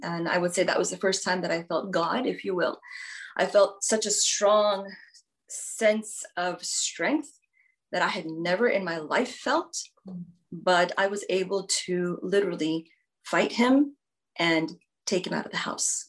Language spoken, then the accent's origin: English; Houston, Texas, United States; moved away as an adult; also born or lived in India; now in Houston, United States; the first 17 years of my life, I was raised in Houston, Texas.